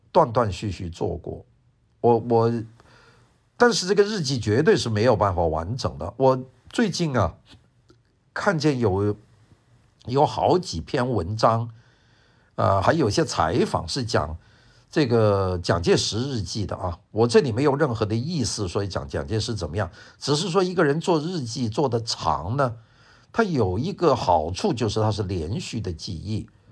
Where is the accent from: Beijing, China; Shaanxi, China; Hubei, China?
Hubei, China; Wuhan; accent: Wuhan accent; first language Cantonese; Chinese is a second language; also born or lived in Guangzhou, Guangdong, China; 因为小时候在广州，突然间整个广州的父母的这个学校突然间从广州搬到了武汉，所以我的生活的环境呢，就有一个从广州到武汉的一个巨大的变化